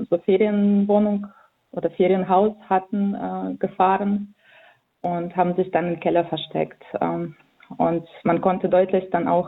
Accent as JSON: {"language": "German", "town": "Vinnytsia", "region": "Vinnytsia Oblast", "country": "Ukraine", "second_language": "German", "moved": "yes", "lives_now": "Darmstadt, Germany", "said": "ich bin äh, äh Ukrainerin. Ich komme ähm, aus der Stadt Vinica in der Ukraine, was äh, in Zentralukraine liegt. Ähm, genau, in Deutschland lebe ich seit 2005"}